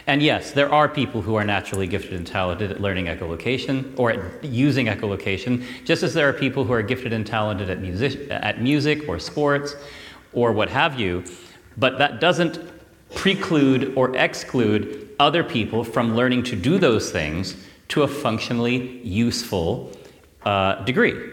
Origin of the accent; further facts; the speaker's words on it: California, United States; I come from California, so I came 7,000 miles to uh, be here with you.